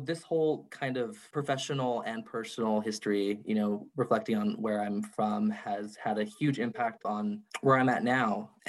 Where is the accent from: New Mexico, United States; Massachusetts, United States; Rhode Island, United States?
New Mexico, United States; Gallup; also born or lived in Albuquerque, New Mexico; I was born and raised in Gallup, New Mexico. I moved up to Albuquerque to go to school at the University of New Mexico.